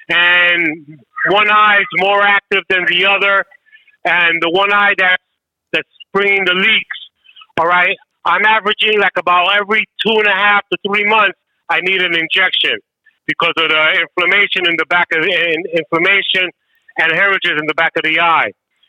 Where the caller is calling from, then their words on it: New York, United States; calling from New York.